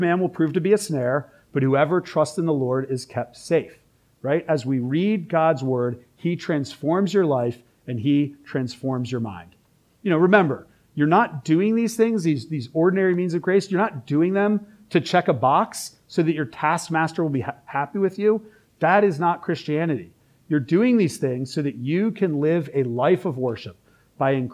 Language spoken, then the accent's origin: English; Philadelphia, Pennsylvania, United States; now in Richmond, United States; I'm also from Philly